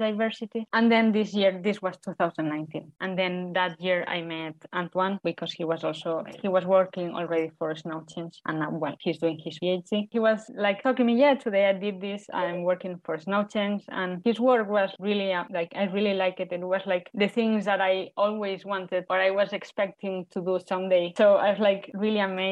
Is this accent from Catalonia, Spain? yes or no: yes; Tarragona, Catalonia, Spain; accent: Spanish; English is a second language; moved away as an adult; also born or lived in Barcelona, Spain; now in Finland; I'm from Tarragona, a town in Spain.